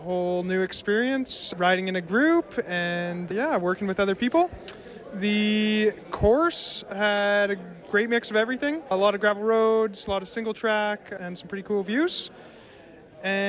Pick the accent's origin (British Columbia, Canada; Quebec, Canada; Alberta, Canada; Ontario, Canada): British Columbia, Canada; West Kelowna; I'm from West Kelowna, BC